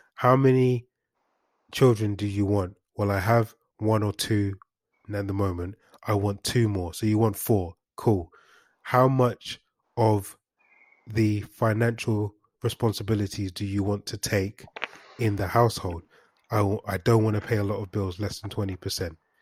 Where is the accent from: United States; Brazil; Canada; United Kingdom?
United Kingdom; London; I'm not from any hood. I'm from Highbury Hills